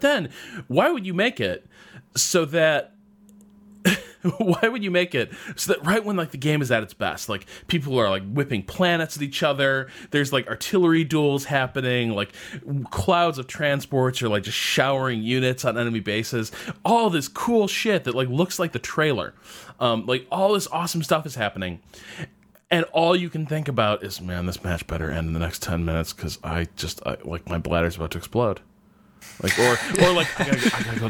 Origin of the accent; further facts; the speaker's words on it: Massachusetts, United States; I'm from Massachusetts